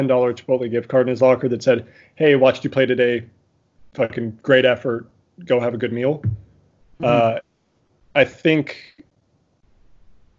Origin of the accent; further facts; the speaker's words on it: South Africa; I was born in South Africa.